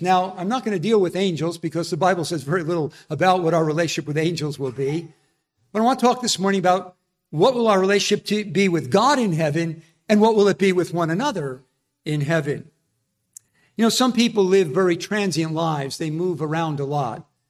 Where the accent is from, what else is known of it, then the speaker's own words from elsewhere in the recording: New Jersey, United States; I'm from New Jersey